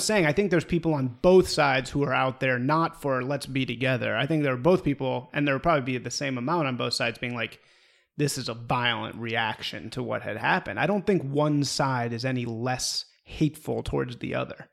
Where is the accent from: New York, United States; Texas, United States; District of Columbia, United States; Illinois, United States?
Illinois, United States; Evanston; I'm from Evanston, Illinois, which is a suburb of Chicago